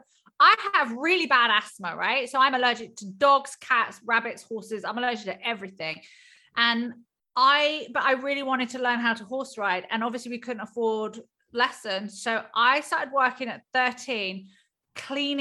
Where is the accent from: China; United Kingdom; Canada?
United Kingdom; Hertfordshire, East of England; also born or lived in California, United States; In Hertfordshire, just outside Hertfordshire. So I was actually born in California